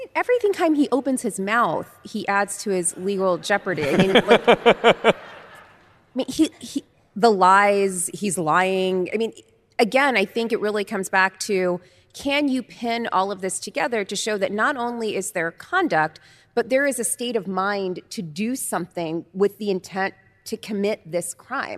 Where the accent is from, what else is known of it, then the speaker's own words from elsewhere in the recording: Oakland, California, United States; moved away; back in Oakland, back home